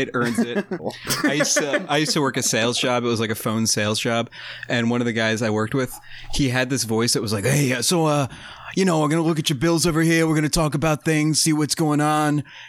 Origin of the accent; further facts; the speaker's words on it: New York, United States; I'm from New York.